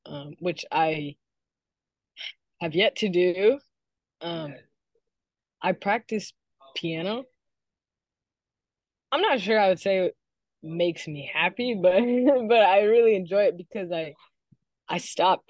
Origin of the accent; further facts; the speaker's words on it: Alexandria, Virginia, United States; I was born and raised in Alexandria, Virginia